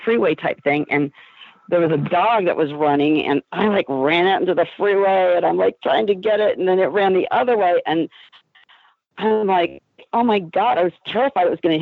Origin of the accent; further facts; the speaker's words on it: Iowa, United States; now in Los Angeles, United States; growing up in Iowa